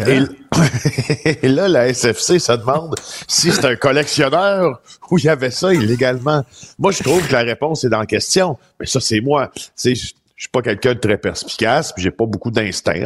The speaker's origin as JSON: {"language": "French", "area": "Témiscamingue", "region": "Quebec", "country": "Canada", "tie": "born or raised there", "said": "dans mon patelin natal, des Témiscamingue"}